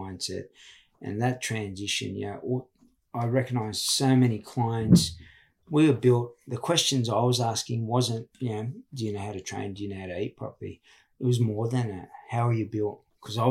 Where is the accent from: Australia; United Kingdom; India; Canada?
Australia; Sydney, New South Wales; also born or lived in Walgett; That's my hometown. But I grew up in Redfern